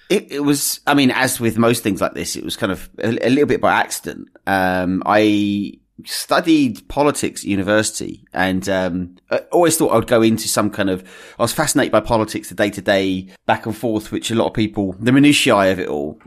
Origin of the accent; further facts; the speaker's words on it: Essex, East of England, United Kingdom; I was born and raised in Essex